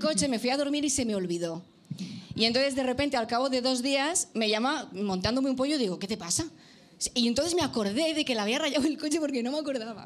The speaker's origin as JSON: {"language": "Spanish", "region": "Catalonia", "country": "Spain", "said": "yo, vengo de Cataluña"}